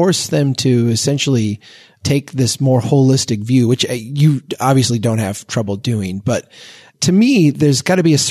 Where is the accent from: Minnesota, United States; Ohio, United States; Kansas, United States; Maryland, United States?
Minnesota, United States; As a Minnesotan